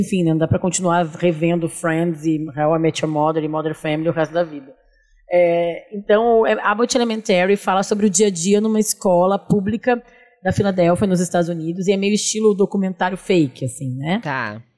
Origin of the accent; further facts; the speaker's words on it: São Leopoldo, Rio Grande do Sul, Brazil; now in São Paulo, Brazil; eu sou de São Leopoldo também